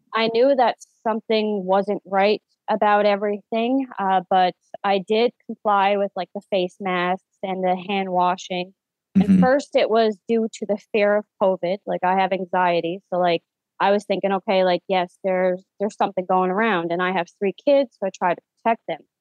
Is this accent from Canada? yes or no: yes; St. John's, Newfoundland and Labrador, Canada; I am born and raised in St. John's, Newfoundland, Canada